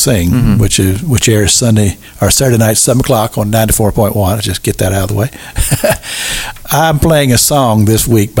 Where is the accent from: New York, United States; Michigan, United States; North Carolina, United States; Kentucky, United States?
Kentucky, United States; I grew up in Kentucky.